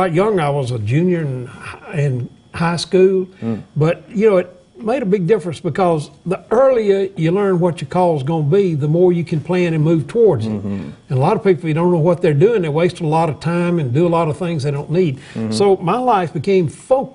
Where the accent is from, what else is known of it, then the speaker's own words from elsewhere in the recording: Opelika, Alabama, United States; also born or lived in Notasulga, Alabama / Wetumpka, Alabama; I grew up right around Montgomery, 5 years in Notasauga, 5 years in Wetumpka, 12 years in Opelika.